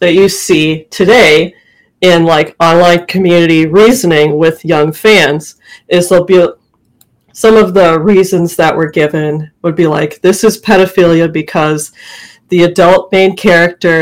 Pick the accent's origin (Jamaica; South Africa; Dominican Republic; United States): United States; Minnesota; I grew up in Minnesota, far north.